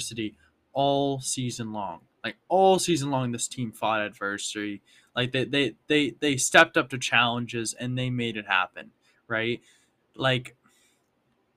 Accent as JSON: {"language": "English", "town": "Boston", "region": "Massachusetts", "country": "United States", "tie": "born or raised there", "said": "I wish I could have won a title for my hometown team"}